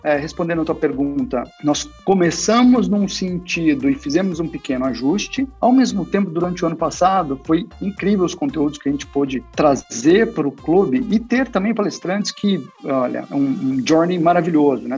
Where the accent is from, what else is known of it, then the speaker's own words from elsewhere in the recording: Franca, São Paulo, Brazil; moved away; eu sou de Franca, interior de São Paulo também